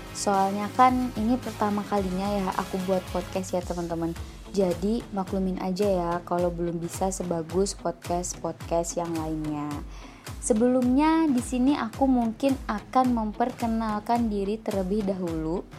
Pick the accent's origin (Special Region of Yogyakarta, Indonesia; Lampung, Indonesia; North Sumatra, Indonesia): Special Region of Yogyakarta, Indonesia; Yogyakarta; aku lahir dan tinggal di kota Yogyakarta saat ini aku menempuh pendidikan S1 di Universitas Ahmad Dahlan Yogyakarta